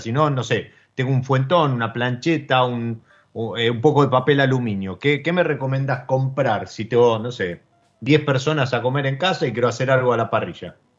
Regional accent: Argentina

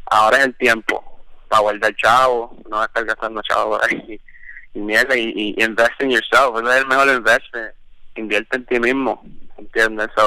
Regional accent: Puerto Rico; moved away; porque cuando yo llegué, vine de Puerto Rico, habían shows, o sea, no como antes.

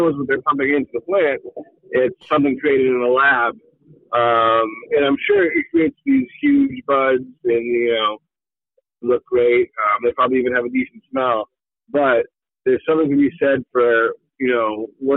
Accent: Hampton Falls, New Hampshire, United States; moved away as an adult; now in South Berwick, United States; I grew up in Hampton Falls, so again, right next door

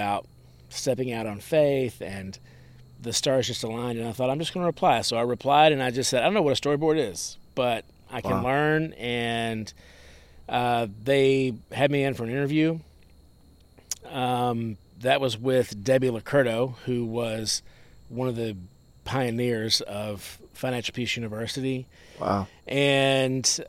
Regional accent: Nashville, Tennessee, United States; I grew up in Nashville

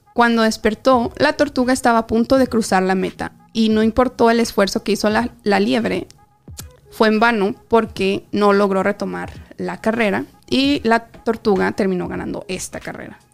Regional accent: Mexico; a los que nos criamos en México

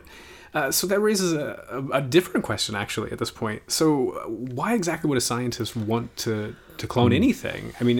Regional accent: Indiana, United States; I'm from Indiana

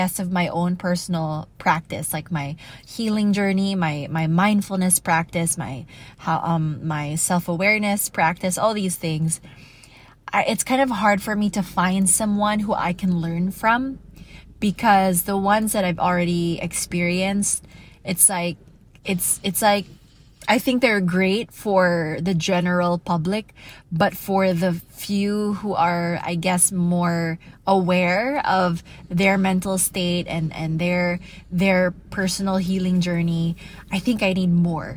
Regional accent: United States; now in Iloilo City, Philippines; I grew up in the States

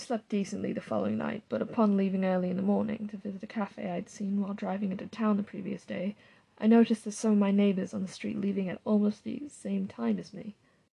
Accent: New Mexico, United States; I'm from New Mexico, and in comparison to New Mexico's hot and sunny weather and its more hardened wildlife, Maine and its cold, dry air

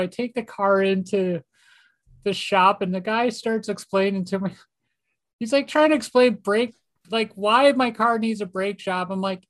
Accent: Minneapolis, Minnesota, United States; Minneapolis, St. Paul's my hometown.

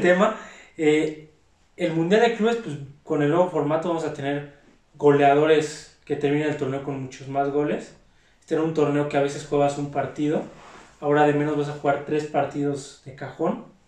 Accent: Mexico; como mexicanos

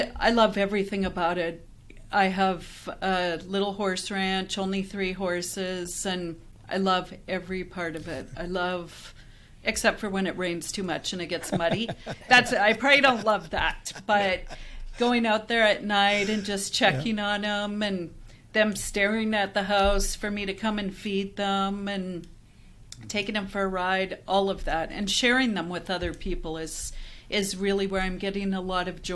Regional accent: Canada; moved away as an adult; now in Phoenix, United States; head back up to Canada, because that's where I'm from

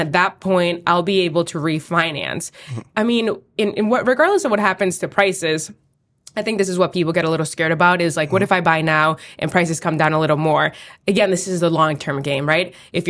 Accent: Boston, Massachusetts, United States; I lived in East Boston my entire life. I was born on Sumner Street in Jeffries Point

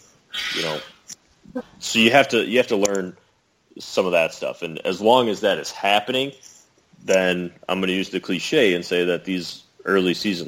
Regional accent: Illinois, United States; You know I'm from Illinois

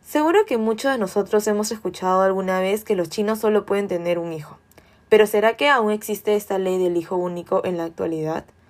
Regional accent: Peru; todos nacimos en Perú

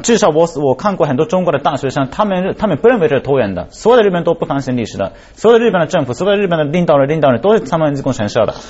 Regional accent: Japan; now in China; 我作为一个日本人

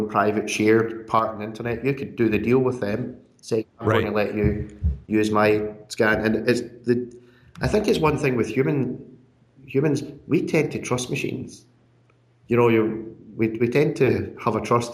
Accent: Scotland, United Kingdom; being Scottish as well

